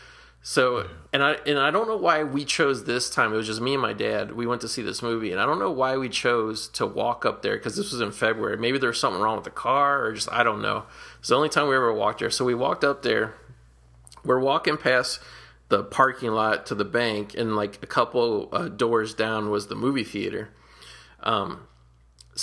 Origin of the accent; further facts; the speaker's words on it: Cincinnati, Ohio, United States; I grew up in Cincinnati, Ohio, on Prosperity Place